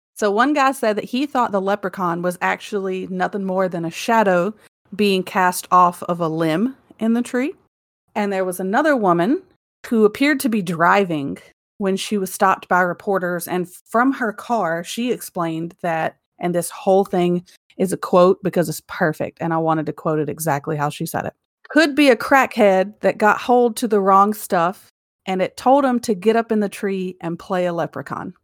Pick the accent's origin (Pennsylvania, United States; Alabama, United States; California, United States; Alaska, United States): Alabama, United States; Mobile; now in Arkansas, United States; my hometown